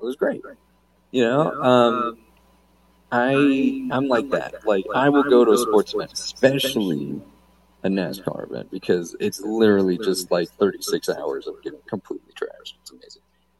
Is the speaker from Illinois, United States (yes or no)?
no; Pittsburgh, Pennsylvania, United States; Also, I just love Pittsburgh in general, but it doesn't matter since I'm from Pittsburgh, I would assume.